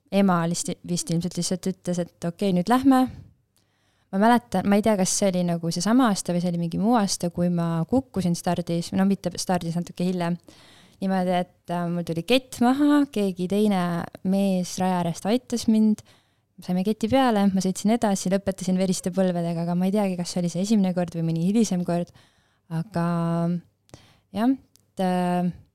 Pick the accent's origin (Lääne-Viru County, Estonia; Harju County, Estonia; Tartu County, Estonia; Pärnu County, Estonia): Lääne-Viru County, Estonia; Pajusti; me oleme Pajustist pärit